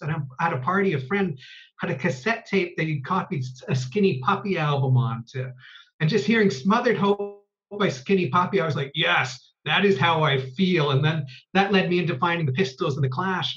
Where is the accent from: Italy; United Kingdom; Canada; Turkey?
Canada; I grew up in Canada and I was born in 71.